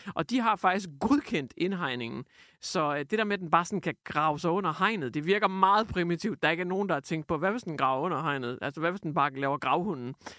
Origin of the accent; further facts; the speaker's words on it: Hjørring, North Denmark Region, Denmark; Jeg har levet med det i lang tid i Jøring, hvor jeg kommer fra. Nordegnen